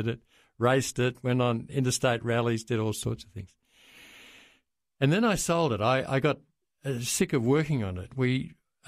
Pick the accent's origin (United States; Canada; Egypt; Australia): Australia; Melbourne, Victoria; I'm a Melbourne boy. I was born in Brighton in 1946